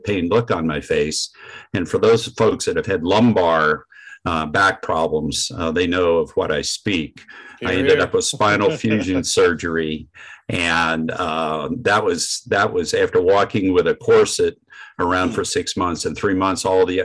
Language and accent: English; Vermont, United States; I was born in Vermont, so I'm a native New Englander